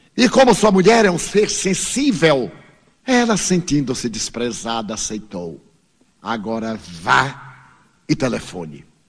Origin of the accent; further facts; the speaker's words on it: Brazil; eu venho do Brasil.